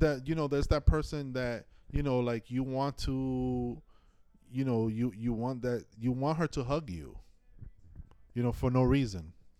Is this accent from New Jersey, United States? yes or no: no; New York City, New York, United States; I am first New Yorker, then Dominican.